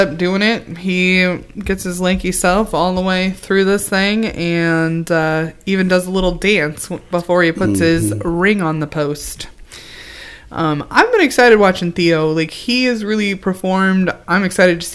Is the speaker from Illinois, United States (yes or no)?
yes; Peoria, Illinois, United States; I grew up in the Peoria.